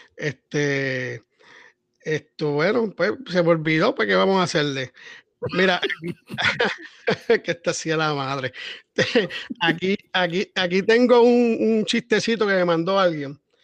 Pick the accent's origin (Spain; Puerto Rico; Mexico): Puerto Rico; Somos puertorriqueños